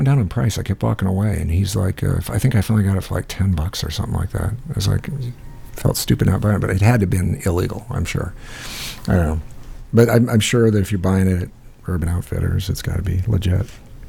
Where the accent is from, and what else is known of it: Midwest, United States